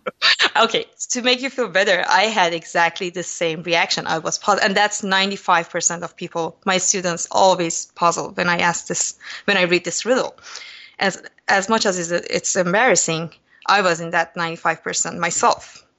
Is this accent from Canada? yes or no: no; Iran; So I grew up in Iran during eight years of brutal war between Iran and Iraq, and I had first-hand experience about war.